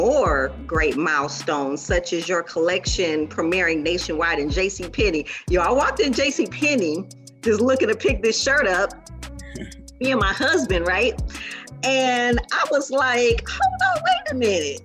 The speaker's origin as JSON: {"language": "English", "town": "Minneapolis", "region": "Minnesota", "country": "United States", "tie": "born or raised there", "moved": "yes", "said": "I love my hometown. I miss Minneapolis."}